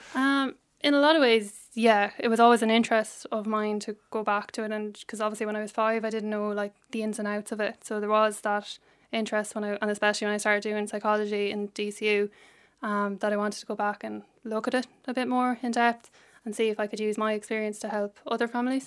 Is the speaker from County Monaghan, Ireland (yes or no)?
no; Cullohill, Laois, Ireland; I'm from Leash